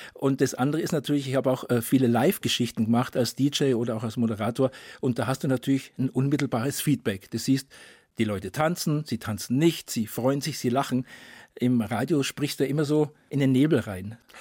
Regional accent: Bavaria, Germany; Ich bin ja in Bayern ähm, geboren und aufgewachsen

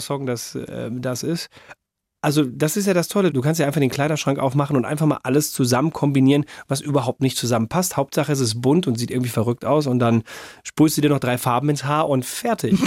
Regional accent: Ruhr area, North Rhine-Westphalia, Germany; ich bin ja ursprünglich, komme ich ja aus dem Ruhrgebiet

